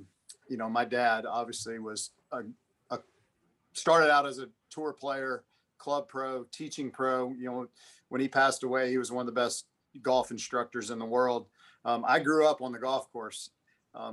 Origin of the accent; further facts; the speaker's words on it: Atlanta, Georgia, United States; I played hockey growing up in Atlanta.